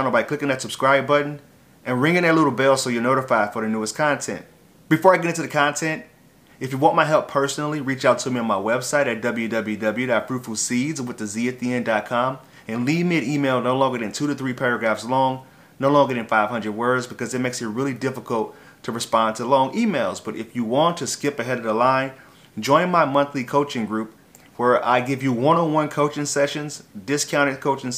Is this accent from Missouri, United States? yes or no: yes; St. Louis, Missouri, United States; I grew up in St. Louis, Missouri